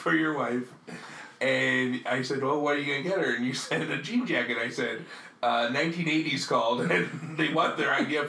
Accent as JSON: {"language": "English", "town": "New York City", "region": "New York", "country": "United States", "tie": "born or raised there", "moved": "yes", "said": "when I was growing up in Queens"}